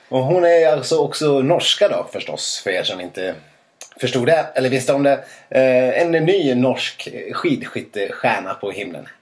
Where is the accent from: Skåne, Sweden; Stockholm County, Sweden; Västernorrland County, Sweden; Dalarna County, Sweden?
Dalarna County, Sweden; Jag är ju ändå från Dalarna